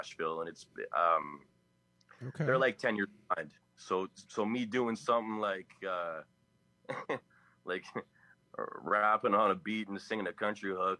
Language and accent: English; Winnipeg, Manitoba, Canada; I'm from Winnipeg, Canada